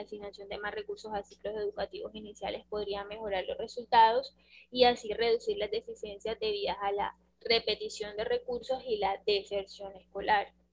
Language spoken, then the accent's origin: Spanish; Colombia; nosotros como, como colombianos